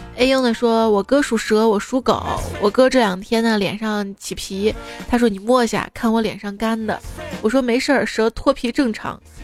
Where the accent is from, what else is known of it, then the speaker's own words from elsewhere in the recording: Northeast China, China; 我是东北人